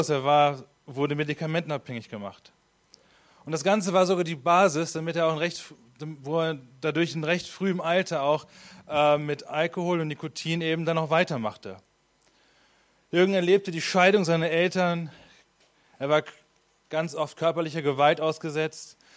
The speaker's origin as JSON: {"language": "German", "town": "Hameln", "region": "Lower Saxony", "country": "Germany", "said": "ich komme eigentlich aus Hameln."}